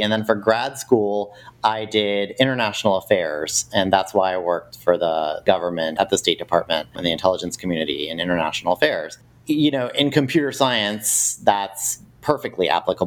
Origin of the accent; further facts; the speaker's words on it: Austin, Texas, United States; also born or lived in Connecticut; now in Washington, D.C., United States; I was born in Connecticut, so I'm sort of a Yankee, but actually I mostly grew up in Austin, Texas